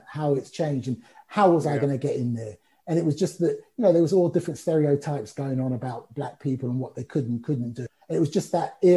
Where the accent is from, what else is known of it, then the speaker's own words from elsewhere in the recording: London, United Kingdom; also born or lived in Cricklewood; growing up in Brent, home of Wembley Stadium